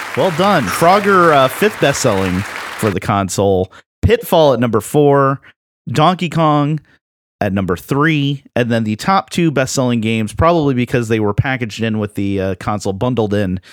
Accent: Florida, United States; accent: Floridian; my Floridian accent kicked

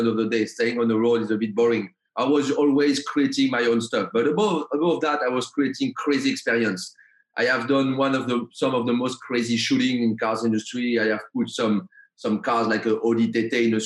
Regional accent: Paris, Île-de-France, France; I'm coming from France, Paris

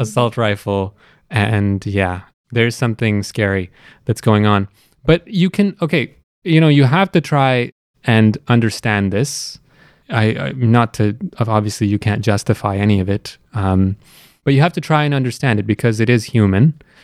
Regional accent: Canada; also born or lived in Pakistan; now in Toronto, Canada; I spent most of my life here in Canada, and the last recent uh, years of my life here in Toronto

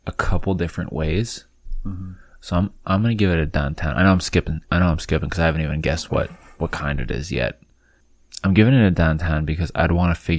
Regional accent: Midwest, United States; as a Midwesterner

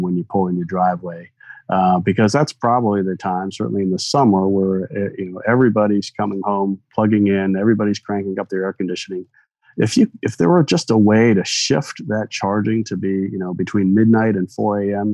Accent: Michigan, United States; I grew up in Michigan

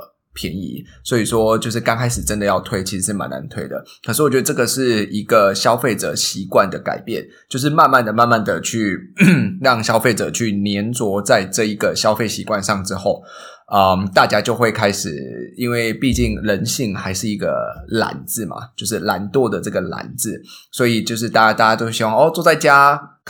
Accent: Tainan, Taiwan; now in Singapore; 我是台南人

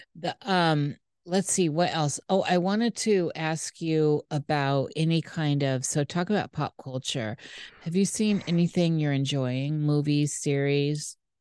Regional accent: United States; I'm American

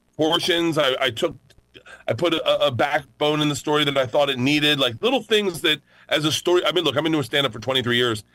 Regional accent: Tampa, Florida, United States; I'm from Florida

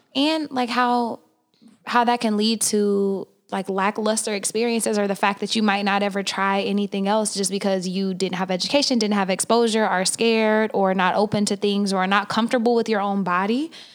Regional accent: Oklahoma, United States; now in California, United States; I'm from Oklahoma

